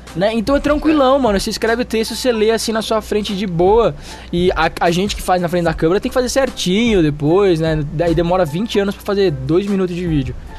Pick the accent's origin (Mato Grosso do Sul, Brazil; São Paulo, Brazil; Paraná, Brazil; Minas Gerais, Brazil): São Paulo, Brazil; eu sou paulistano